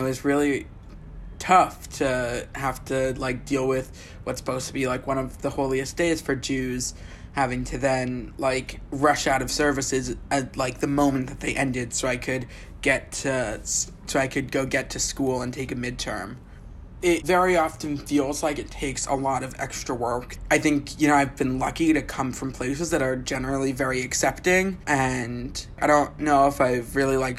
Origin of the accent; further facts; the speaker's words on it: Bay Area, California, United States; I grew up in the Bay Area